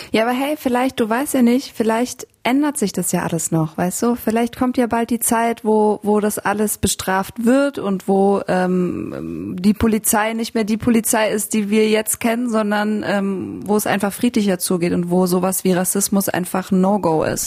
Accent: Bavaria, Germany; Ich bin ja auch in Bayern aufgewachsen

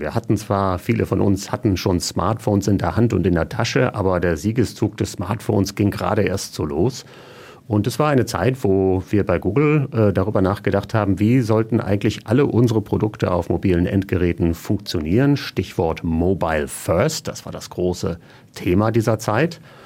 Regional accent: Germany; als Deutscher

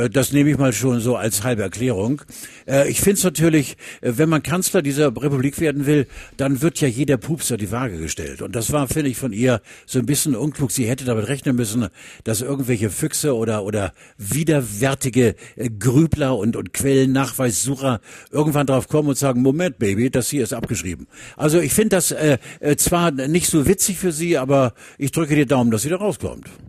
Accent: Hamburg, Germany; ich komme aus Hamburg

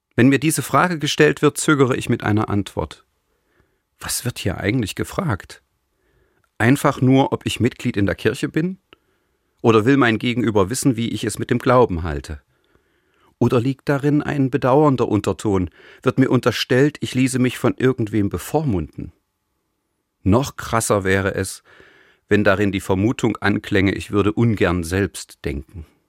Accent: East Germany, Germany; als Jugendlicher in der DDR

